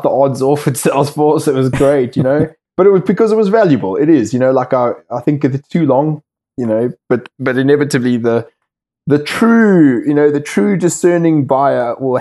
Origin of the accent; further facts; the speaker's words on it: South Africa; moved away as an adult; now in United Kingdom; I left South Africa 13 years ago